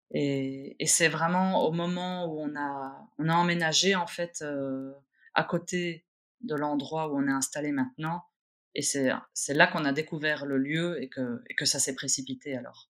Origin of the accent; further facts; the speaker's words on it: Brussels, Brussels-Capital Region, Belgium; je suis née à Bruxelles, euh, une vraie bruxelloise. Mmh. Je suis née au centre-ville. J'ai grandi à Scarbeck